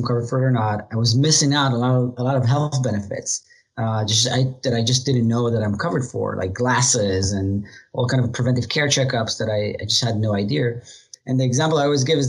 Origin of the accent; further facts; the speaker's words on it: Israel; moved away as an adult; now in United States; I was born in Israel. I'm the youngest of four brothers. Grew up there, joined the military like every other most people in Israel at 18